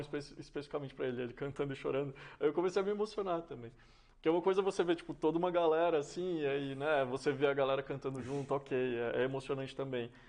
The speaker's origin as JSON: {"language": "Portuguese", "town": "Serra da Saudade", "region": "Minas Gerais", "country": "Brazil", "tie": "born or raised there", "also_born_or_lived": "São Paulo", "moved": "as an adult", "said": "A, a minha personalidade está muito conectada com o, o que é nascer, crescer e viver no interior. Ah, especialmente no, no, interior de Minas e especialmente aquela região de onde eu sou, né? Que é o Triângulo Mineiro, o Alto Paranaíba"}